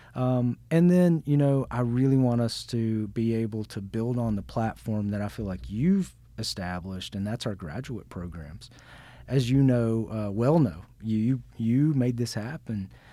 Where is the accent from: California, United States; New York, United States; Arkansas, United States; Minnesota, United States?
Arkansas, United States; Newport; I'm from Arkansas. I grew up in Arkansas.